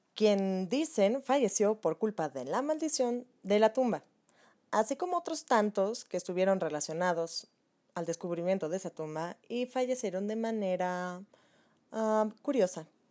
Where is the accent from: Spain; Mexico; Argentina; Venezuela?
Mexico; nuestra historia como mexicanos